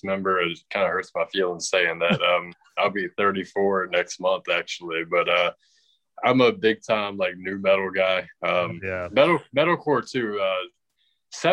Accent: Richmond, Virginia, United States; We're from Richmond, Virginia

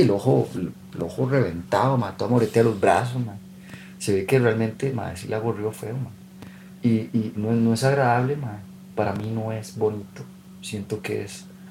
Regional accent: Costa Rica

